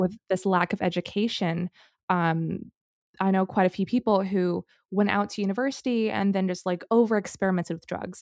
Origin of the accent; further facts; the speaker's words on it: Singapore; moved away; growing up in Singapore